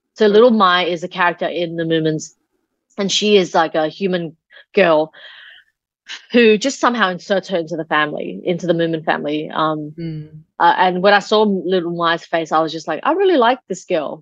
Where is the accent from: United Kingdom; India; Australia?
Australia; when I was growing up in Australia, my sister and my brother